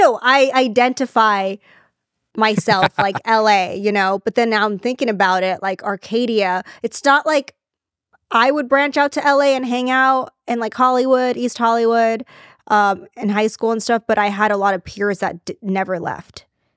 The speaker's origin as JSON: {"language": "English", "country": "China", "tie": "born there", "said": "I was born in China."}